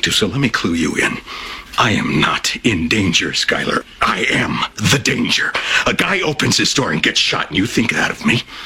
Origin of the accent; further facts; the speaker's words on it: United States; I'm American